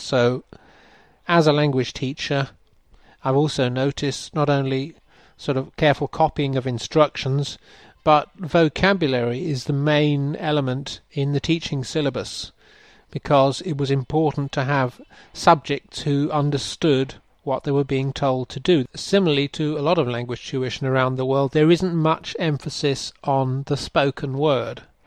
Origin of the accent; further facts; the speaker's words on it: England, United Kingdom; accent: English; moved away as an adult; also born or lived in Denmark / Germany; now in Bangladesh; I am an Englishman. I grew up mostly in the UK